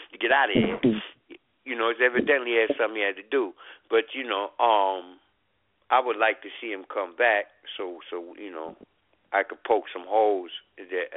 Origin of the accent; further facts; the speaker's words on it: Washington, District of Columbia, United States; now in Baltimore, United States; I grew up in Washington, D.C.